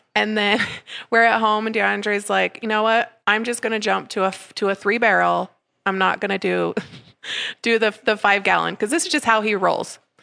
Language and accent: English; Parowan, Utah, United States; also born or lived in St. George, Utah / Salt Lake City, Utah; I was born and raised in Parowan